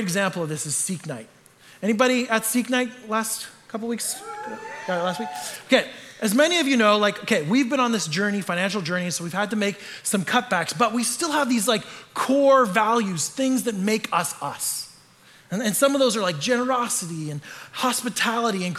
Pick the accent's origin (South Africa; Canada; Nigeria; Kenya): Canada; moved away; I am Canadian, so I say that word weird